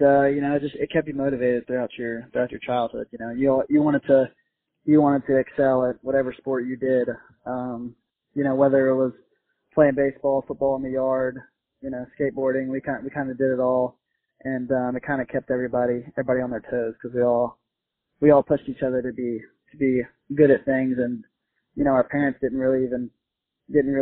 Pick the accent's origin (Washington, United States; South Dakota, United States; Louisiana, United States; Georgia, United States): Louisiana, United States; Growing up in Louisiana, LSU is almost like your major league team.